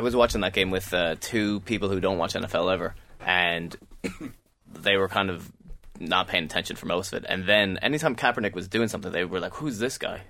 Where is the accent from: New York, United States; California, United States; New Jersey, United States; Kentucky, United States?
New York, United States; My hometown team, the New York Giants